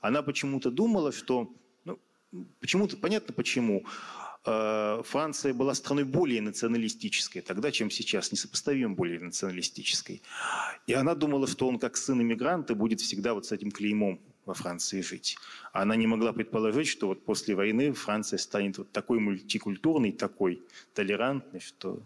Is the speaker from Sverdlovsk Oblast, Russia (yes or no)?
yes; Yekaterinburg, Sverdlovsk Oblast, Russia; в родном городе